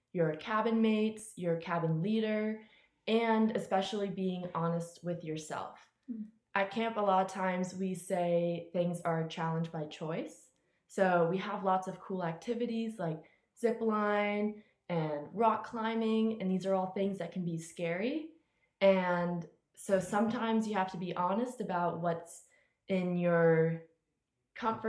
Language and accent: English; Tampa, Florida, United States; I'm from Tampa, Florida